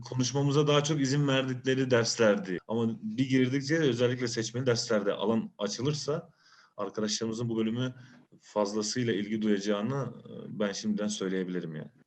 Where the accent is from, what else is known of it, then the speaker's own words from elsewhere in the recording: Bursa, Turkey; doğma büyüme Bursa.